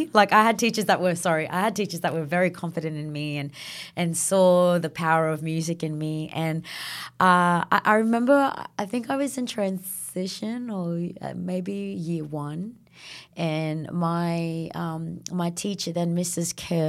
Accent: Northern Territory, Australia; Yeah, so growing up in the NT

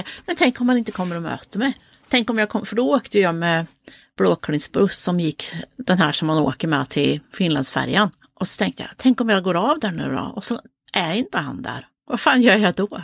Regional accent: Motala, Östergötland, Sweden; ifrån Motala där vi kommer ifrån

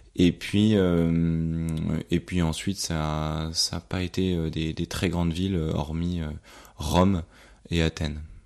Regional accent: France; en tant que Français

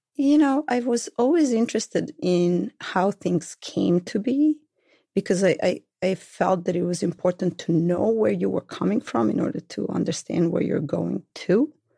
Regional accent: Belgrade, Serbia; accent: thick Belgrade; moved away; I am from Belgrade, the capital of Serbia, then Yugoslavia

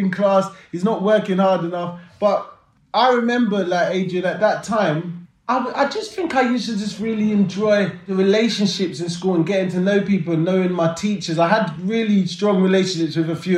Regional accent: London, United Kingdom; growing up in South London and London just in general

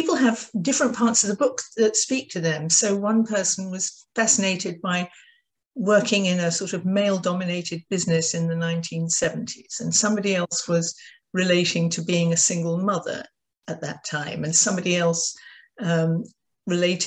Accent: United Kingdom; now in United States; I'm British.

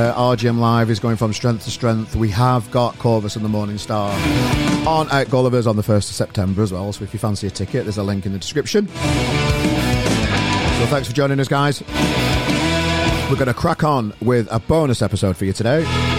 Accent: Sheffield, Yorkshire and the Humber, United Kingdom; moved away; Because I'm from Sheffield originally

